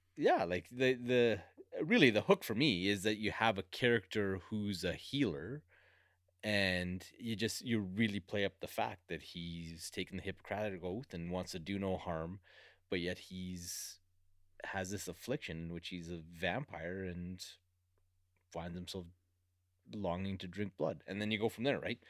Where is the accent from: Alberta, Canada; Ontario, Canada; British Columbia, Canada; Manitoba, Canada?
Alberta, Canada; I grew up in Alberta